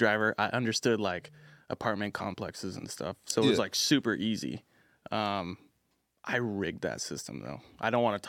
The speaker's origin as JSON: {"language": "English", "area": "Orange County", "region": "California", "country": "United States", "tie": "born or raised there", "said": "I'm from Orange County, born and raised."}